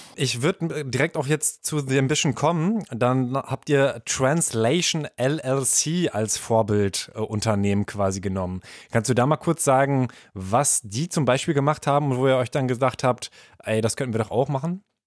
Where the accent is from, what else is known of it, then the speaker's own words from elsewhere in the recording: town neighbouring Kamen, North Rhine-Westphalia, Germany; ich komme aus Aalen. Da ist man äh, ein Nachbar.